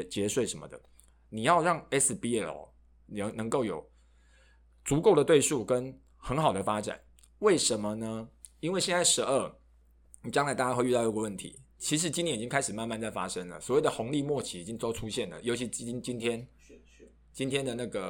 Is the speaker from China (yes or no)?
no; Taichung, Taiwan; 我的家乡台中也没有体育馆啊